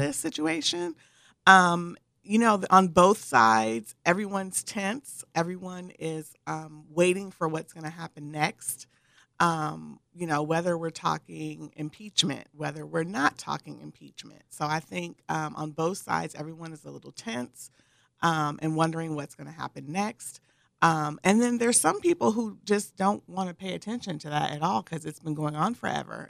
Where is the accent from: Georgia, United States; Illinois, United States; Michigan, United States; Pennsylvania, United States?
Michigan, United States; moved away as an adult; also born or lived in Northern California; now in San Diego, United States; I grew up originally in Michigan, where there was humidity beyond belief.